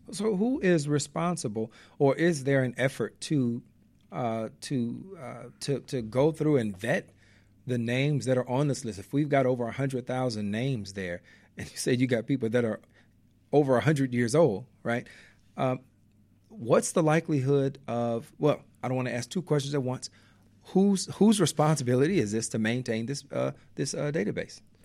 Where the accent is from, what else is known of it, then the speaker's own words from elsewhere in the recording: Inglewood, California, United States; I grew up in the Inglewood neighborhood